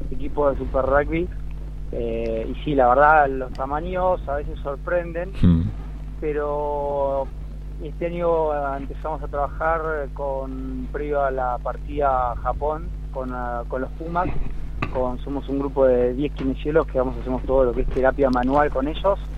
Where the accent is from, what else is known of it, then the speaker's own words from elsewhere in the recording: Concordia, Entre Ríos, Argentina; yo soy de Entre Ríos. {S1} Ajá. {S7} Soy criado en Concordia, Entre Ríos